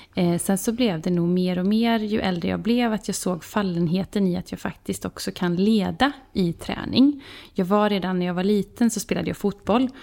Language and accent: Swedish; Vara, Västra Götaland, Sweden; moved away as an adult; now in Båstad, Sweden; vi kommer ju från eh, Vara som ligger mitt in i landet på Västgötaslätta. Mm. Så där bodde jag i 36 år